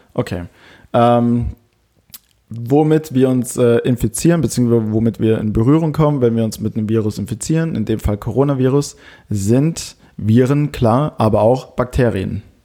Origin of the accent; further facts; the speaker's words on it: Germany; bei uns in Deutschland